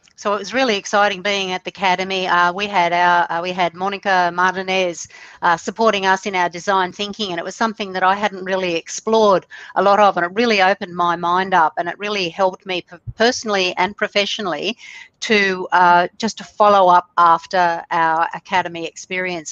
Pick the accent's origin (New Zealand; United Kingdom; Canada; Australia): Australia; I'm from Australia, down under, we say here